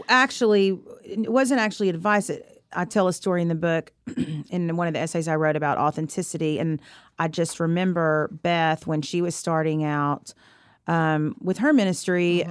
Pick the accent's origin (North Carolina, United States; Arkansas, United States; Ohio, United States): Arkansas, United States; moved away; where I grew up in Arkansas